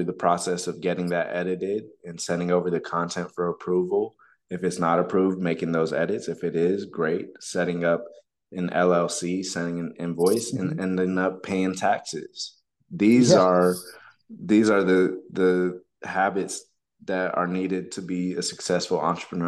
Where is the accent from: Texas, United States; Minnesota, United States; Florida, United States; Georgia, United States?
Texas, United States; Texas is my home state